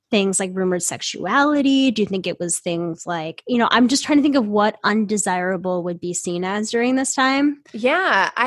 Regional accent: Ireland; being abused and harassed by people because we're Irish

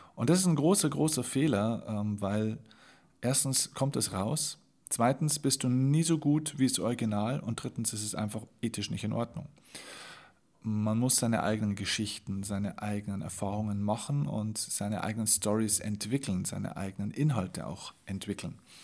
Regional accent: Vilsbiburg, Bavaria, Germany; in meine Heimatstadt, das ist die Stadt Vilsbiburg

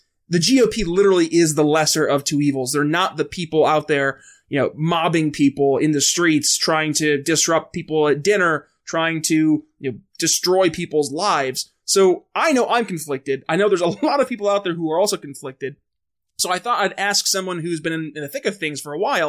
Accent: New York, United States; moved away; my home state of New York

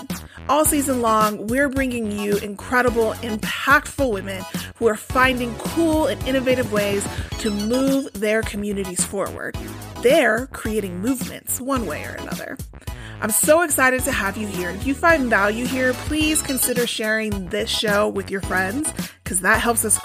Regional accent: Denver, Colorado, United States; I was born and raised in Denver

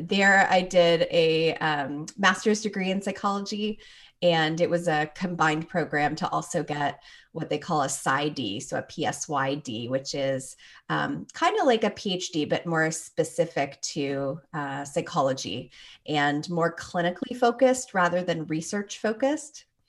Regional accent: Toronto, Ontario, Canada; moved away as an adult; now in Minnesota, United States; I was born and raised there, grew up there, and left just before I turned twenty-two

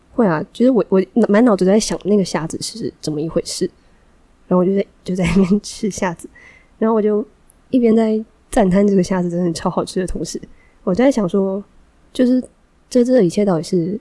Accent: Taiwan; 哦，我是台湾人

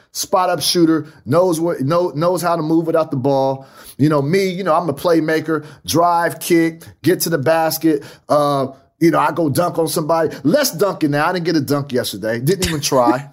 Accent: Fresno, California, United States; Fresno's my hometown. That's my town.

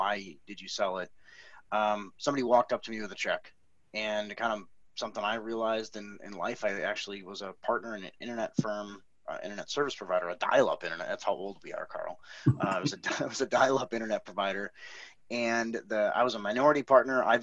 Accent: Milwaukee, Wisconsin, United States; moved away as an adult; now in Austin, United States; so I'm, I'm from Milwaukee.

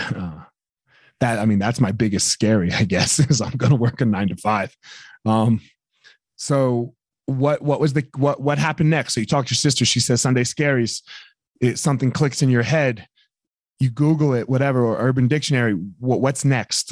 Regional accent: East Coast, United States; I grew up on the East Coast

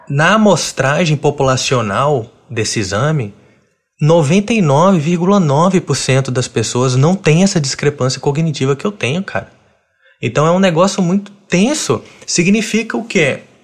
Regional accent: Brasília, Federal District, Brazil; eu tenho 32 anos e cresci em Brasília

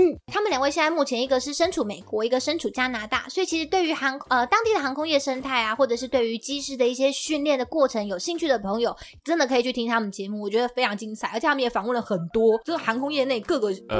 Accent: Tainan, Taiwan; 另外一位是我也是台南人哈，他标题说我们都是同年代的啦

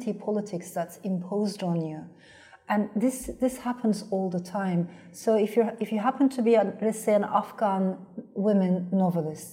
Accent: Turkey; first language Turkish; English is a second language; moved away; I come from Turkey

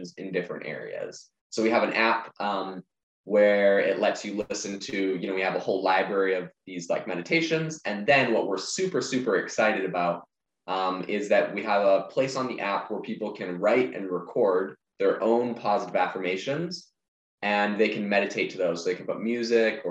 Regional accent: Vancouver Island, British Columbia, Canada; now in Arizona, United States; I'm originally from Vancouver Island in Canada. So I am in Arizona now

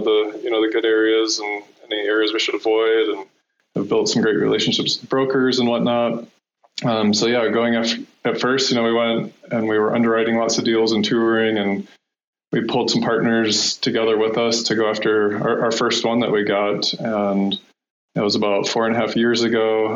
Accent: Iowa, United States; moved away as an adult; now in Colorado, United States; I'm from actually from Iowa

